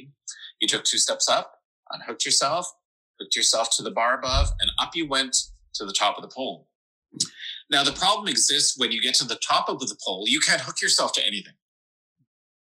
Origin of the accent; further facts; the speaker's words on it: Regina, Saskatchewan, Canada; I grew up in Regina, Saskatchewan. The biggest building here is like 18 floors or something.